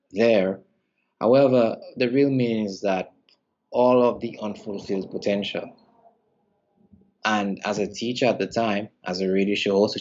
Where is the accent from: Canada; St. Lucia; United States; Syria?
St. Lucia; I'm from the Caribbean island of St. Lucia